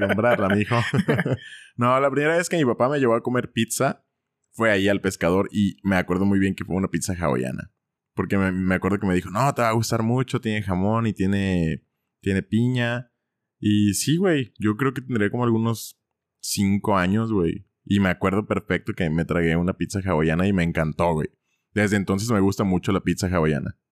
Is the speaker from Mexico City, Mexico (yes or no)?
no; Ciudad Guzmán, Jalisco, Mexico; ahí en Ciudad Guzmán, de donde soy yo